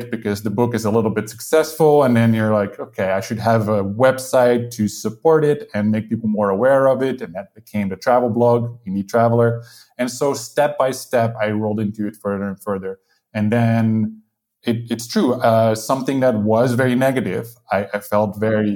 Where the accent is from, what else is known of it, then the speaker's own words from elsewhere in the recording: Netherlands; moved away as an adult; also born or lived in United Kingdom / Spain; now in Portugal; I'm from the Netherlands, but I lived in the UK for some years. Now I live in Portugal